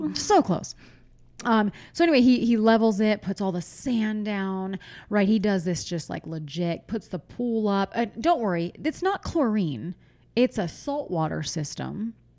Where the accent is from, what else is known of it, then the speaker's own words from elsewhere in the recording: Pennsylvania, United States; moved away; when I was a kid, I'm from Pennsylvania. Our pool turned green